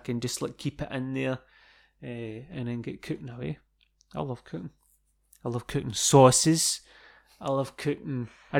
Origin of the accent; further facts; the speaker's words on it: Scotland, United Kingdom; I thought you'd have known about this being Scottish.